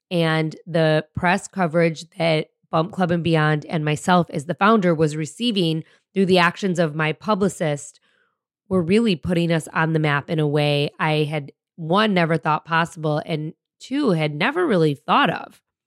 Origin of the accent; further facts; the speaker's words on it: suburbs outside of Detroit, Michigan, United States; moved away; my hometown just outside of Detroit in the suburbs where I grew up.